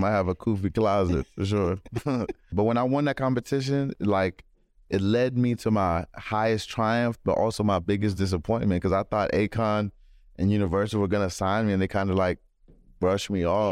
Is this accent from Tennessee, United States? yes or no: no; Maryland, United States; also born or lived in London / Kenya / Los Angeles; I grew up in Maryland